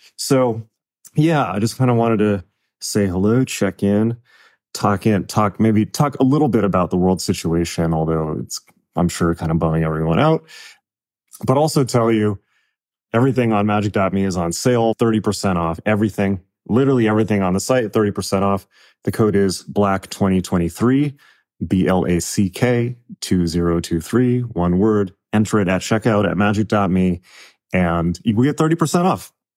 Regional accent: United States; I'm American

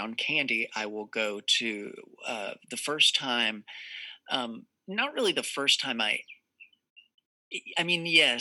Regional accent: Texas, United States; I'm from Texas. I'm from the South.

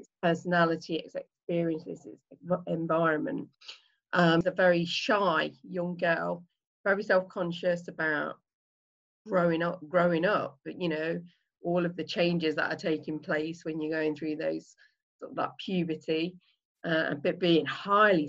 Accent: Leicester, East Midlands, United Kingdom; I am. Yeah, right in the middle in the East Midlands in a town, well, a city actually called Leicester

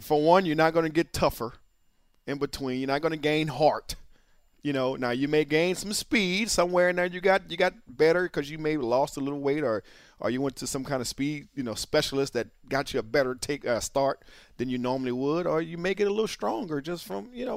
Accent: New Orleans, Louisiana, United States; I'm from New Orleans

